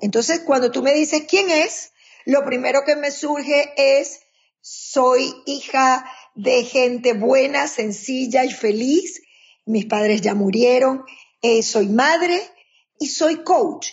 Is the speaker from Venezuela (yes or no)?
yes; Maracaibo, Zulia, Venezuela; moved away as an adult; now in United States; Soy venezolana de la tierra, una de las tierras más calientes de Venezuela, que es Maracaibo